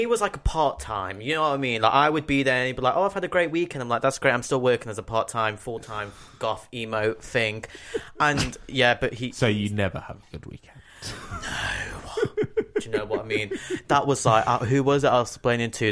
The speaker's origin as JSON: {"language": "English", "town": "Nottingham", "region": "East Midlands", "country": "United Kingdom", "tie": "born or raised there", "accent": "Nottingham"}